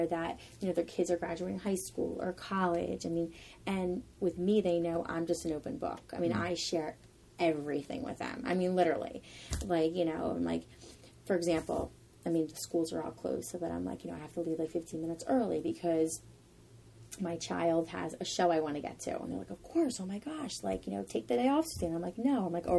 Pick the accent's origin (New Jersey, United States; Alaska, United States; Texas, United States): New Jersey, United States; Vineland; now in Ocean City, United States; I'm originally from Vineland, New Jersey, which is about 40 minutes away